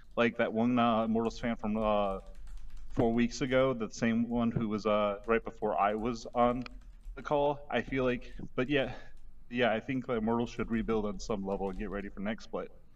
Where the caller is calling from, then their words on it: Chicago, Illinois, United States; I'm calling from suburban Chicago, Illinois.